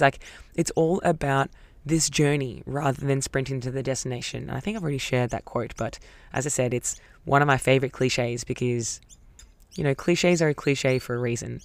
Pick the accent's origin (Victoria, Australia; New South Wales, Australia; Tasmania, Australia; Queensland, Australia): Victoria, Australia; Melbourne; Growing up in Melbourne